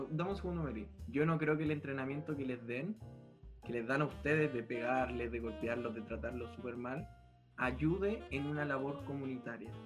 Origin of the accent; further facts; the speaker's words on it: Chile; me considero chileno